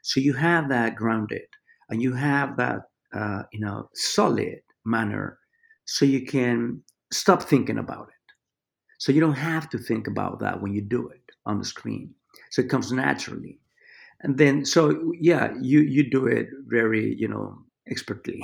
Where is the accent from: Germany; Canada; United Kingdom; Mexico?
Mexico; Mexico City; also born or lived in New York; now in Los Angeles, United States; I grew up in Mexico City